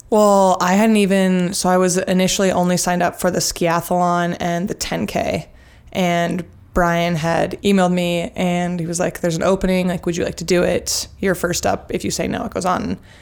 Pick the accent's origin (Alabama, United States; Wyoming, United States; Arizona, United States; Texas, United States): Wyoming, United States; Jackson; also born or lived in Sun Valley, Idaho / Boulder, Colorado; now in Bend, United States; I grew up in Jackson Hole, spent a lot of time in Sun Valley, and most recently I just graduated from University of Colorado Boulder